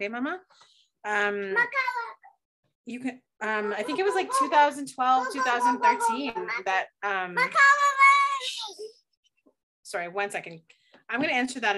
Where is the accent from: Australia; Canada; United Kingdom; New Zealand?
Canada; Toronto, Ontario; I'm from Toronto